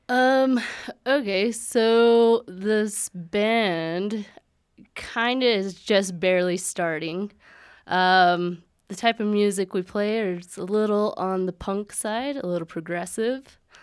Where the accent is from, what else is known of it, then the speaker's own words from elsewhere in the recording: Aztec, New Mexico, United States; also born or lived in Colorado Springs; I've lived there all my life. I was born in Colorado Springs, but my mom's family is all from the Aztec, Farmington, Bloomfield area. So, yeah, graduated there, never lived anywhere else.